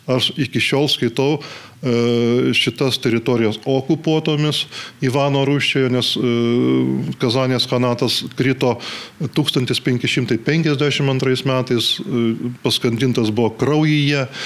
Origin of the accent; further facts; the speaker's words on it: Butrimonys, Alytus County, Lithuania; aš gimiau būti Rimonyse